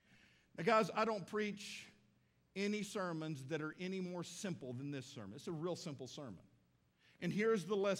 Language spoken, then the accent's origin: English; Midland, Texas, United States; now in Fort Smith, United States; me going back to Midland, Texas, my hometown.